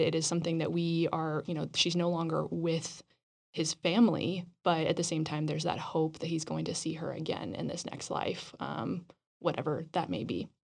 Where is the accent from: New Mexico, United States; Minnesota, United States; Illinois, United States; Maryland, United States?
New Mexico, United States; Roswell; moved away; I grew up in Roswell